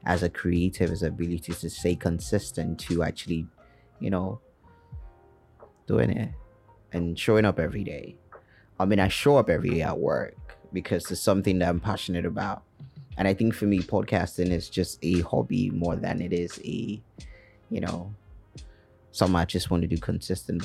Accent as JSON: {"language": "English", "country": "Nigeria", "lives_now": "Lagos, Nigeria", "said": "being a Nigerian and living in Lagos especially"}